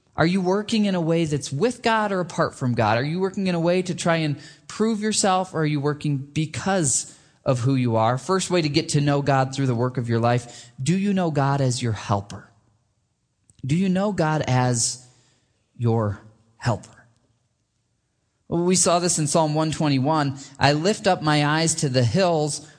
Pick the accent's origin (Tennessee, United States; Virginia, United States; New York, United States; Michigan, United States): Michigan, United States; moved away; I grew up in Michigan